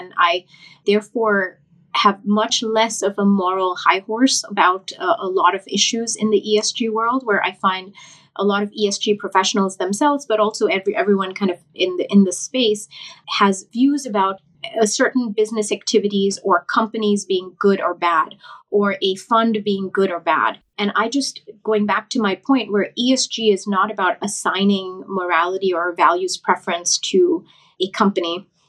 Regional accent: Thailand; moved away as an adult; also born or lived in India; now in United States; because I grew up in Thailand and India, half and half. And then I came to the US for my undergraduate degree.

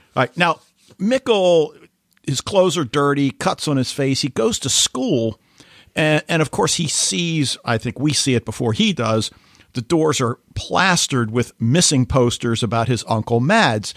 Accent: United States; as an American

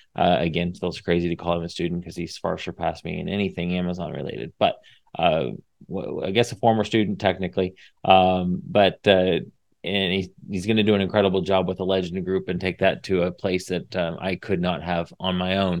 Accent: Indiana, United States; moved away as an adult; now in Texas, United States; I'm from Indiana. I l, I've been here in Texas for fifteen years now, but born and raised in Indiana

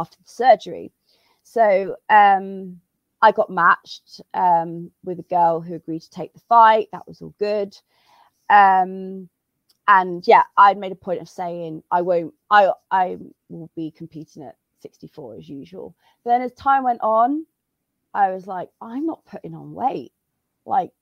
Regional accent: United Kingdom; now in Madrid, Spain; I'm British, but I'm based in Madrid

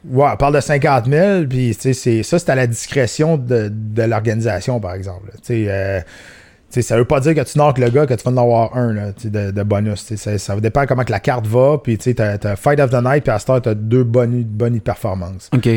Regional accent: Canada; chez nous au Canada.

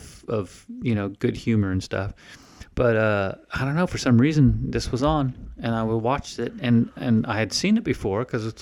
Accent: Winter Park, Florida, United States; I grew up in Florida, so snow and all that, nope, no such thing.

